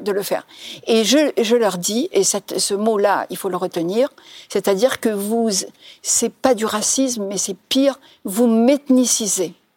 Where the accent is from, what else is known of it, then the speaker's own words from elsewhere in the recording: Algeria; moved away as an adult; now in France; je suis algérienne